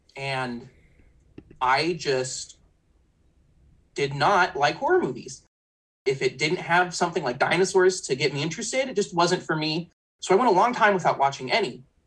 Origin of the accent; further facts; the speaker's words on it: San Diego, California, United States; I'm 29 from San Diego